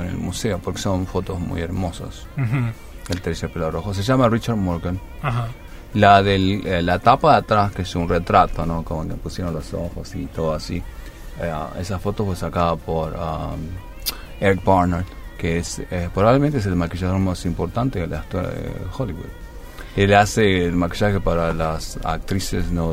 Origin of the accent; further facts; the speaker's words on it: Misiones, Argentina; moved away; yo nací en Misiones